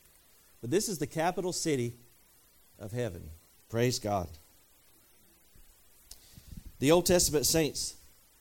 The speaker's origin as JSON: {"language": "English", "town": "Marshville", "region": "North Carolina", "country": "United States", "tie": "born or raised there", "moved": "yes", "lives_now": "Peachland, United States", "said": "I was born in Marshville"}